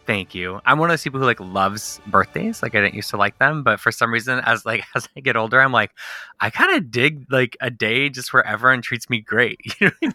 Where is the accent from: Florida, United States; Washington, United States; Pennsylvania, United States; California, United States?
California, United States; Southern; I'm born and raised in Southern California.